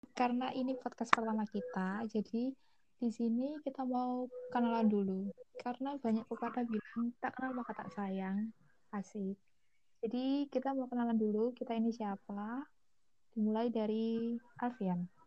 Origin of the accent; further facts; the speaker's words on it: Surabaya, East Java, Indonesia; Aku lahir di Surabaya, tapi basically anjir, aku bukan orang Surabaya